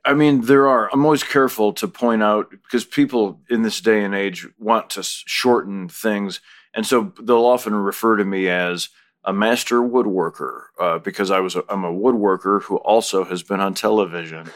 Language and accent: English; Minooka, Illinois, United States; moved away as an adult; also born or lived in Chicago; now in Los Angeles, United States; when I was growing up and we'd go to the Cubs game or go into town to see the Nutcracker at Christmas